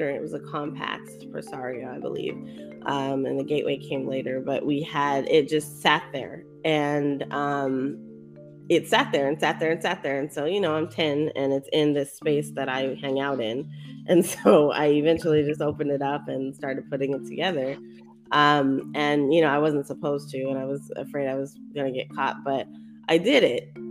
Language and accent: English; Colorado, United States; born or raised there; also born or lived in East Coast of the US; now in East Coast, United States